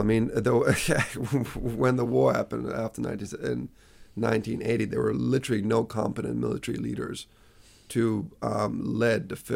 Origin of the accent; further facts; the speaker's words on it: New Zealand; also born or lived in Tehran, Iran / United States; moved to New Zealand when I was 9